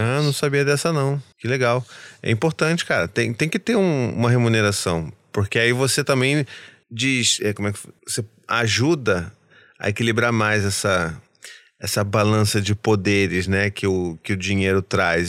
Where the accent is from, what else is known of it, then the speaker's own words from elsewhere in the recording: Rio de Janeiro, Brazil; eu como carioca